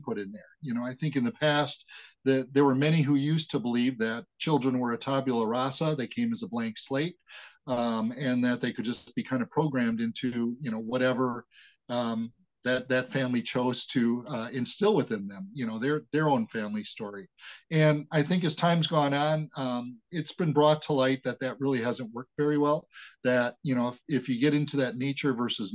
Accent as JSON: {"language": "English", "town": "Wauwatosa", "region": "Wisconsin", "country": "United States", "tie": "born or raised there", "said": "I was born and raised in the Milwaukee, Wisconsin metropolitan area in a suburb called Wauwatosa"}